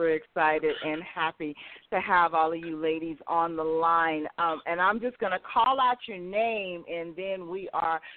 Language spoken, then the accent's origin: English; Las Vegas, Nevada, United States; now in Atlanta, United States; I'm from Vegas